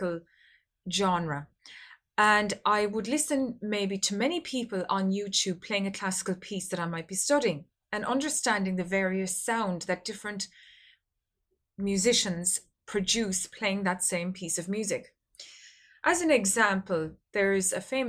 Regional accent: Ireland; I come from Ireland

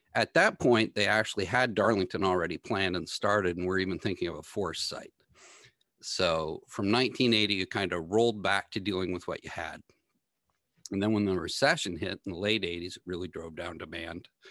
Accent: Sheridan Park, near Atomic Energy of Canada Limited, Ontario, Canada; I grew up in the Sheridan homelands right beside Atomic Energy of Canada Limited

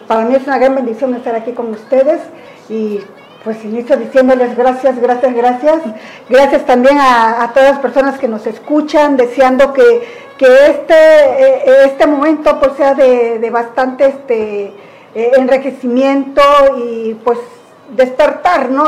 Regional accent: Cuichapa, Veracruz, Mexico; also born or lived in Isthmus of Tehuantepec, Oaxaca; now in Huatulco, Mexico; originaria de Cuichapa, Veracruz. Viví parte de mi vida en el Istmo

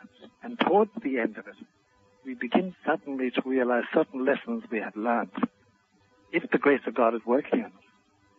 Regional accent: Ireland; first language Irish Gaelic; English is a second language; in my native language, Gaelic, Dolanishuk is a Dolanolkus, is a famous phrase.

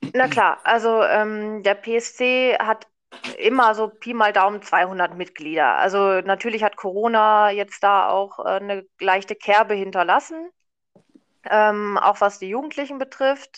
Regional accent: Paderborn area, North Rhine-Westphalia, Germany; also born or lived in Munich; ich komme nämlich hier aus der Gegend tatsächlich

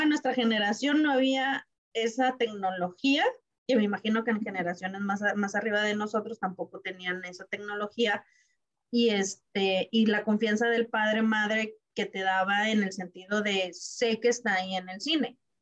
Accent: Tijuana, Baja California, Mexico; somos acá de Tijuana

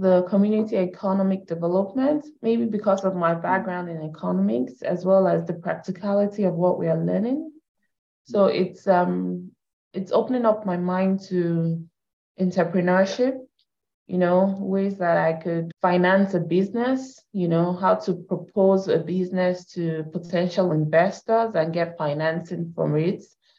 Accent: Canada; So I'm Canadian, I have that background.

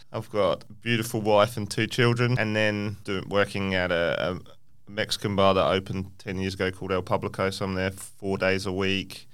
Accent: England, United Kingdom; now in Perth, Australia; I grew up in England

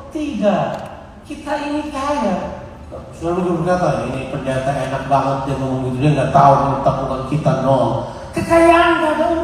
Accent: Ambon, Maluku, Indonesia; Saya besar di Ambon, Di Camp Ambon. Dan di Camp Ambon kita rusak masih muda banget ya

